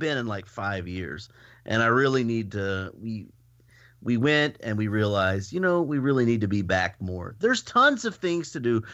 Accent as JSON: {"language": "English", "town": "Houston", "region": "Texas", "country": "United States", "tie": "born or raised there", "moved": "yes", "said": "I was born in Houston"}